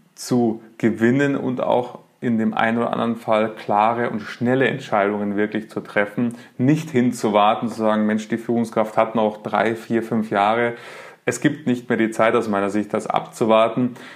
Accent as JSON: {"language": "German", "town": "Munich", "region": "Bavaria", "country": "Germany", "said": "ich lebe in München, bin ähm, Münchner"}